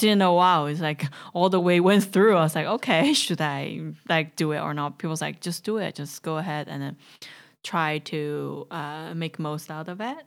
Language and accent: English; Chongqing, China; moved away; welcome to my hometown